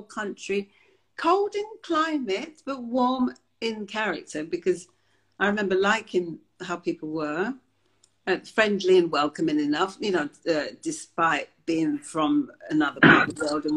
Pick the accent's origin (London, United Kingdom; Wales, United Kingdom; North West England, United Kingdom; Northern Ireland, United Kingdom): London, United Kingdom; also born or lived in Jamaica / Willesden / Shepherd's Bush; I was brought up in the family home in Wembley, opposite Wembley Stadium.